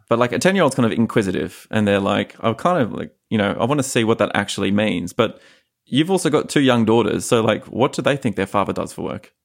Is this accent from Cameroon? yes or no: no; Australia; moved away as an adult; as like a young H R professional growing up in Australia